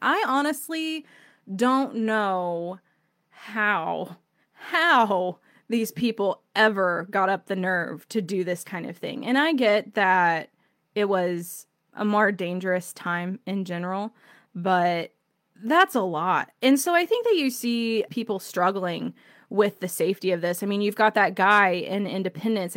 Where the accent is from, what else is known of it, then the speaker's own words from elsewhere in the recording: Indiana, United States; I'm from Indiana